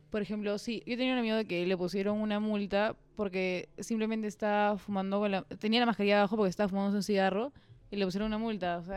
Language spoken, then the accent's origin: Spanish; Chosica, Lima, Peru; Porque nosotros que somos de Chosica, acá fue